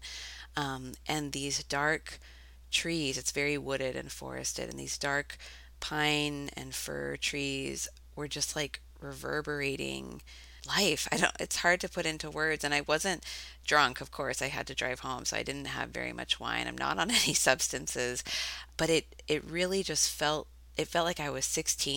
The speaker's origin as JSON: {"language": "English", "town": "Eugene", "region": "Oregon", "country": "United States", "tie": "born or raised there", "also_born_or_lived": "Creswell, Oregon", "said": "I grew up mostly in Eugene, which is like a normal, regular town. But then when I was 12, we moved out to the country onto these 20 acres in this little town called Cresswell"}